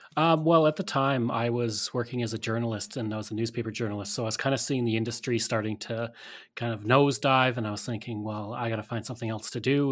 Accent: Alberta, Canada; growing up in Alberta, we had a very Western-centric history

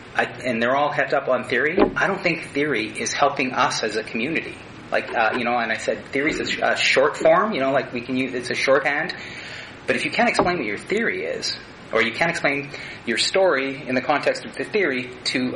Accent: Northern Ontario, Canada; now in Saskatchewan, Canada; I grew up in Northern Ontario

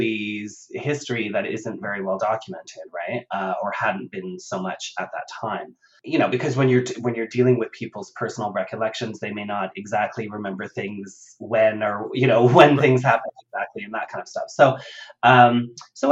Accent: Ottawa, Ontario, Canada; I grew up in Ottawa and in Canada in the suburbs

